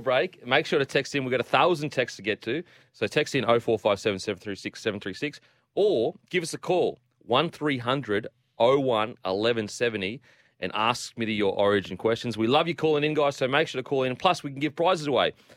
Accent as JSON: {"language": "English", "region": "Queensland", "country": "Australia", "said": "I'm a Queenslander"}